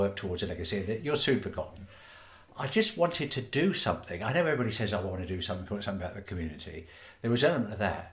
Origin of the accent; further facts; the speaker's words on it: Stratford-upon-Avon, West Midlands, United Kingdom; I was born in Shottery, so I used to walk up and down Mansell Street and Mill Street nearly every day, go to the market, go into town